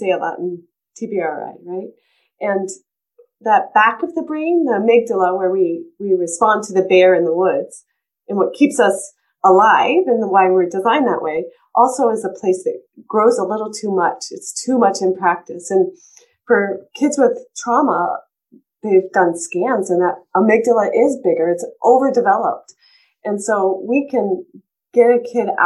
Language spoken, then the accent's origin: English; East Coast, United States; now in Colorado, United States; when I grew up on the East Coast, and when I moved to Colorado